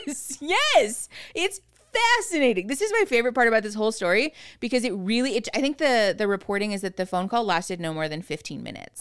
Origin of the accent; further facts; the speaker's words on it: Phoenix, Arizona, United States; moved away as an adult; now in Tucson, United States; Erin and I grew up in Phoenix